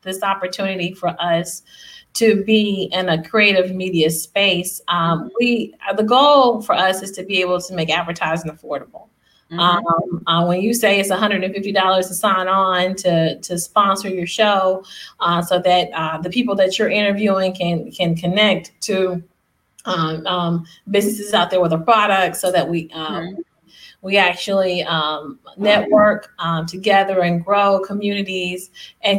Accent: Alabama, United States; now in Raleigh, United States; I come from Alabama

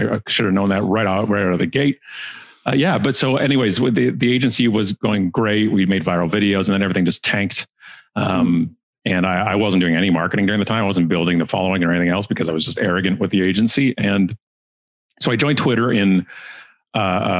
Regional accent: Burlington, Ontario, Canada; Burlington, which is a town beside us and actually my hometown, Burlington.

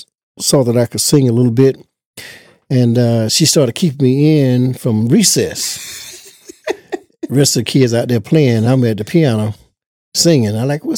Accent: Nash County, North Carolina, United States; I was born right here in Nash County, North Carolina, Rocky Mount area, little town called Easternburg.

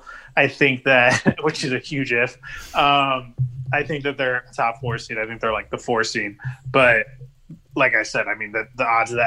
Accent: Portland, Oregon, United States; Growing up in Portland, we literally had – I had a Beat LA shirt.

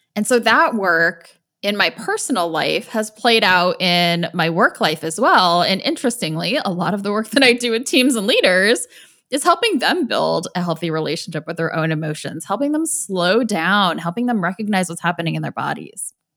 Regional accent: Indiana, United States; I grew up in Indiana

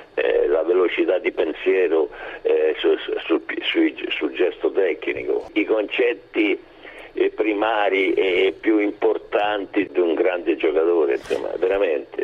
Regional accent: Rome, Lazio, Italy; now in Ascoli Piceno, Italy; essendo romano, romano di Trastevere, eh, ho lasciato Roma per per Ascoli

